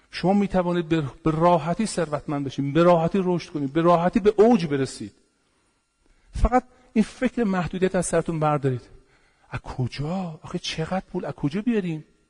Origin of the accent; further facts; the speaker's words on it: Iran; پدران ما تخت جمشید رو ساختن پاسارگاد رو ساختن